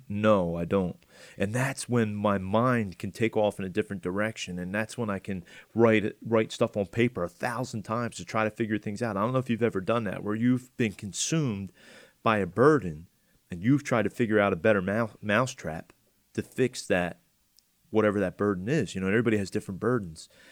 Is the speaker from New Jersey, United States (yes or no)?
yes; Atlantic County, New Jersey, United States; I'm from Atlantic County